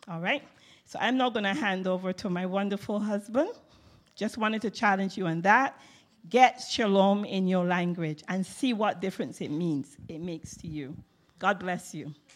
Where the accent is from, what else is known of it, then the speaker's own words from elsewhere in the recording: England, United Kingdom; as an English person